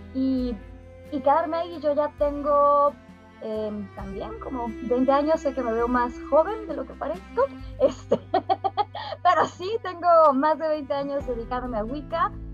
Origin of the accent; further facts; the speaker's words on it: Mexico; mi papá es argelino, mi madre es mexicana, entonces siempre viví en, este, en esta intersección, en, lo liminal entre eh, soy mexicana